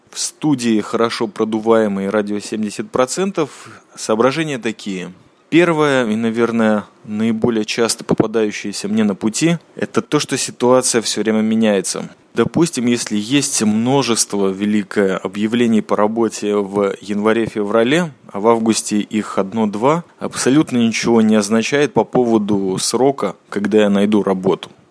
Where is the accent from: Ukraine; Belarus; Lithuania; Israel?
Israel; я чаймастер, и я из Израиля